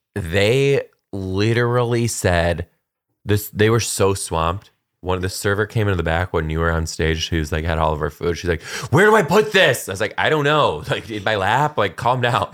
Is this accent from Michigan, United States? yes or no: yes; Michigan, United States; moved away; I grew up in Michigan